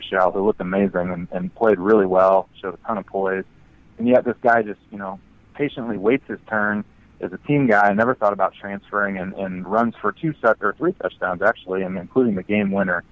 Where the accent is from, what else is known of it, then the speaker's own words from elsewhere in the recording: Midwest, United States; I grew up in the Midwest